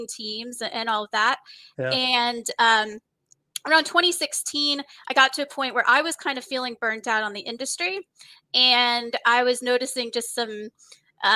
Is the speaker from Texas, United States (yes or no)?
yes; Texas, United States; moved away as an adult; also born or lived in California / Mountain View, California; now in San Diego, United States; I was born in California, but when I was two, we moved to Texas. So I actually spent my formative years in Texas